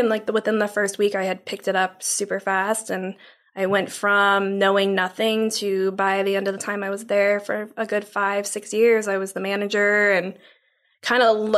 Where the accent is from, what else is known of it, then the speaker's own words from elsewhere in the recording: St. Louis, Missouri, United States; now in Tomball, United States; I'm from St. Louis originally